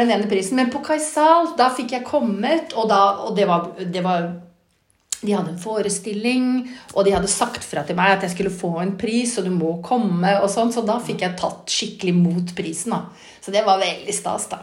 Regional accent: Oslo, Norway; jeg vokste sjøl opp eh, på Ammerud

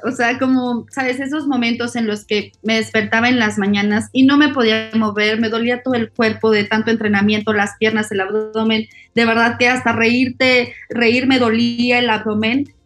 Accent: Mexico; soy mexicana

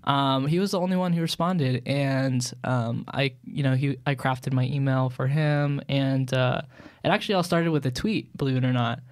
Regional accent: Long Island, New York, United States; where I grew up on Long Island, New

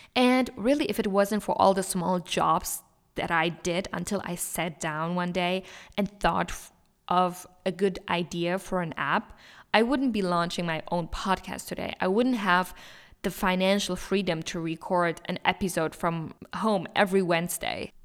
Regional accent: Germany; moved away as an adult; now in Switzerland; I'm from Germany. However, I do live in Switzerland and graduated university here.

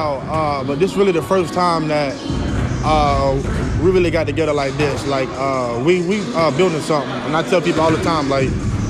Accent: Camden, South Carolina, United States; I'm from Camden, South Carolina.

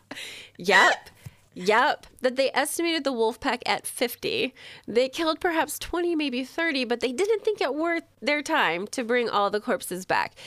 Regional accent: United States; I'm American

